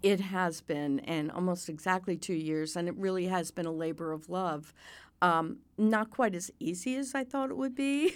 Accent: Miami, Florida, United States; I grew up in Miami

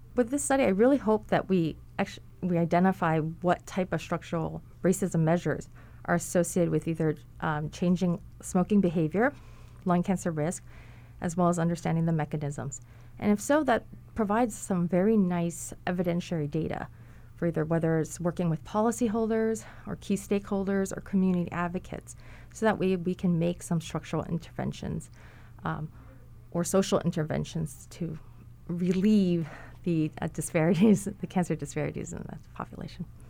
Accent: Hawaii, United States; also born or lived in mainland United States; I grew up in Hawaii. I, I also lived in the mainland for a period of time, but I grew up in Hawaii

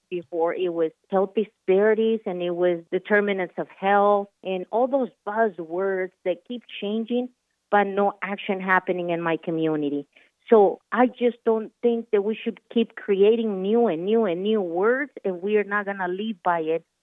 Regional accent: Michoacán, Mexico; English is a second language; now in Colorado, United States; Born and raised in Michoacan, Mexico

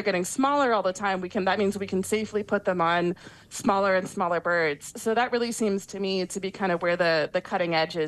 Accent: Ohio, United States; I grew up in Ohio

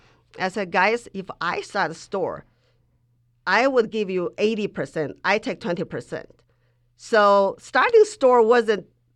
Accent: Mongolia; English is a second language; at the time when I grew up in Mongolia, it was still like a caste system like India.

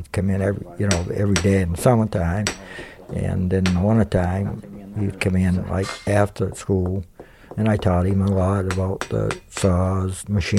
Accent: Cliff Island, Maine, United States; also born or lived in Portland, Maine; I've lived there on Cliff Island since 63 years ago. I was born in Portland, but only for a day, and then moved here. Been here ever since

